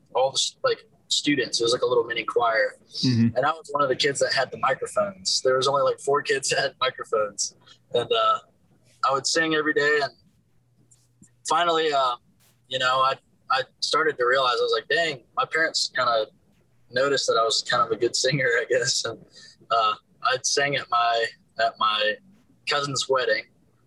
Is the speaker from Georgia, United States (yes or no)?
yes; Buford, Georgia, United States; moved away as an adult; now in Nashville, United States; I grew up in Georgia, Buford, Georgia